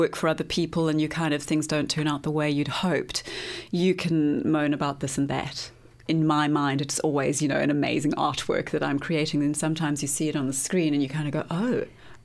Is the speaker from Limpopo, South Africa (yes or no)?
no; Johannesburg, Gauteng, South Africa; moved away as an adult; also born or lived in London / Los Angeles; now in Wellington, New Zealand; I'm from Johannesburg, which is why I'm in Wellington.